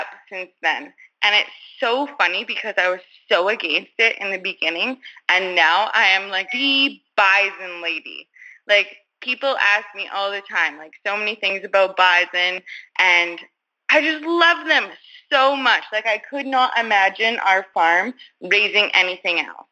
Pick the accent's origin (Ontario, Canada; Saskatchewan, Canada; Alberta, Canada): Alberta, Canada; I am from Maresorbe, Alberta